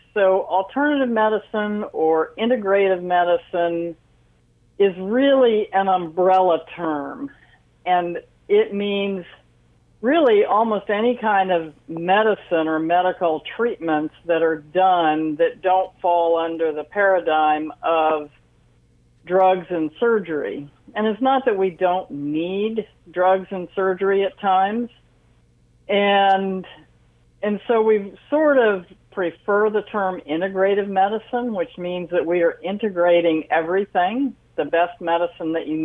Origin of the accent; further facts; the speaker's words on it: Washington, District of Columbia, United States; I was actually born and raised in Washington, D.C.